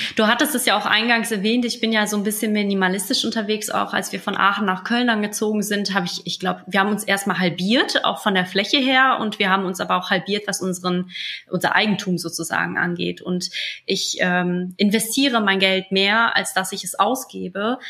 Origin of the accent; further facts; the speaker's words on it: Poland; moved away; Ich komme zwar aus Osteuropa, aus Polen